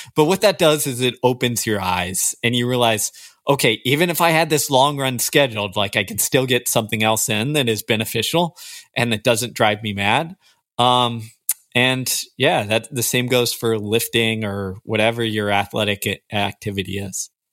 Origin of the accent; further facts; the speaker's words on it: Houston, Texas, United States; I grew up in Houston, Texas.